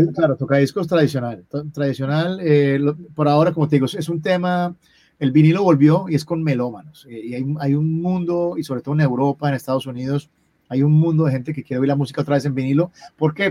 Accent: Colombia; como colombiano

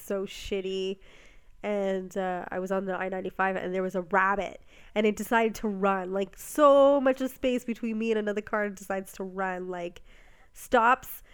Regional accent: Ontario, Canada

